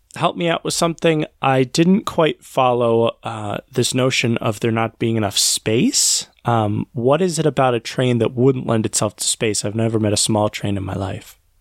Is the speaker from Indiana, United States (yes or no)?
no; New York City, New York, United States; as a New Yorker, um, I have some experience with uh, subway lines